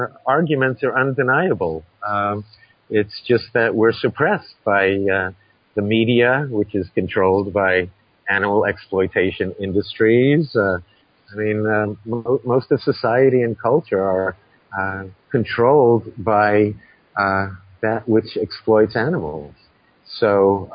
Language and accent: English; New York City, New York, United States; growing up in New York City